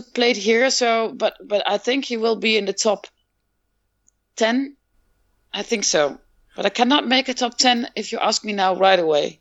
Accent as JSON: {"language": "English", "town": "Rotterdam", "region": "South Holland", "country": "Netherlands", "tie": "born or raised there", "moved": "yes", "lives_now": "Groenlo, Netherlands", "said": "I was born in Rotterdam, in Rotterdam, and I live in Groenlo, and that's a small town in the east of the Netherlands."}